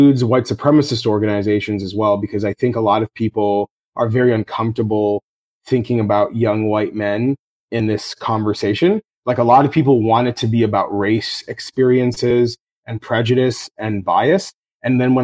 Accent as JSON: {"language": "English", "town": "Toronto", "region": "Ontario", "country": "Canada", "tie": "born or raised there", "said": "my hometown of Toronto"}